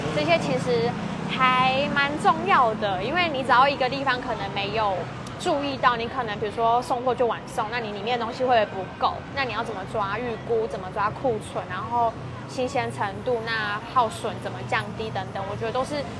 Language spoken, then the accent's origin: Chinese; Kaohsiung, Taiwan; moved away as an adult; now in Taichung, Taiwan; 从小在高雄长大